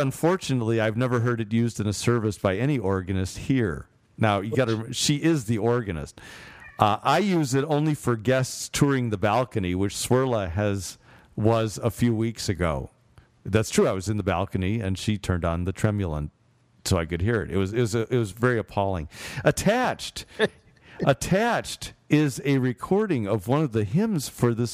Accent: Chicago, Illinois, United States; I'm from Chicago.

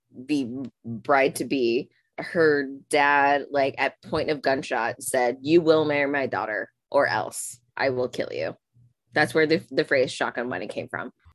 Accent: Ohio, United States; I was technically born and raised in Ohio

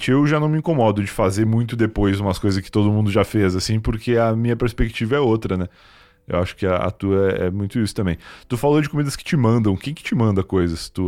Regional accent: Rio Grande do Sul, Brazil; eu vim do Rio Grande do Sul, onde é muito pouca variedade de comidas diferentes

